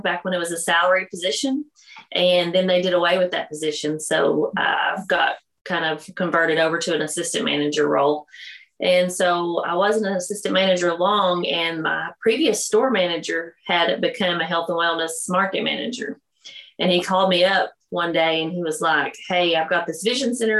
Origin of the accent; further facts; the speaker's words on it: the South, United States; accent: Southern; We're from the South. You could probably tell by my accent that it's pretty Southern.